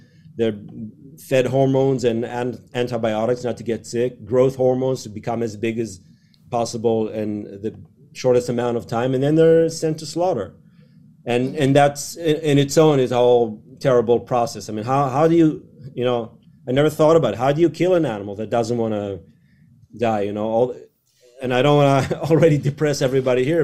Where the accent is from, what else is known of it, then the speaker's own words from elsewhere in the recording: Israel; So I grew up in Israel